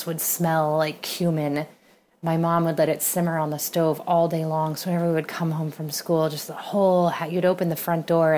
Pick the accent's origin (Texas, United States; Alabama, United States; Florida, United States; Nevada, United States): Texas, United States; San Antonio; now in New York City, United States; I grew up in San Antonio